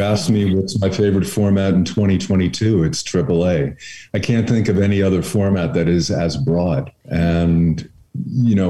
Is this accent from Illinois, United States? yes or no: no; Long Island, New York, United States; That's where I grew up on Long Island